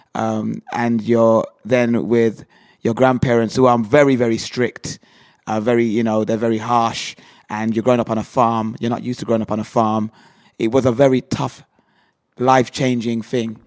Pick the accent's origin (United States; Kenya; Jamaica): Jamaica; moved away as an adult; also born or lived in Birmingham, England; now in England; I was born in Birmingham, and when I was nine years old, I was um, sent to Jamaica to live with my grandmother